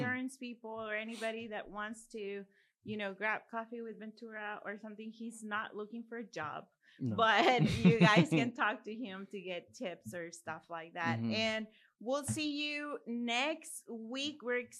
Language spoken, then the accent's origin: English; Mexico; you know, I grew up in Mexico.